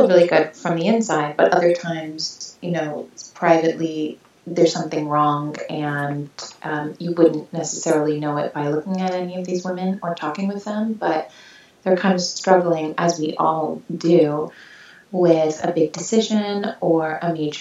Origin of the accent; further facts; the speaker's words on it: New York City, New York, United States; I am a New Yorker